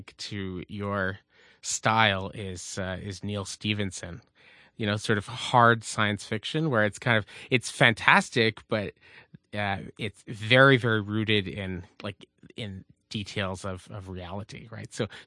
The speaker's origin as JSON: {"language": "English", "region": "Quebec", "country": "Canada", "tie": "born or raised there", "said": "growing up in Quebec"}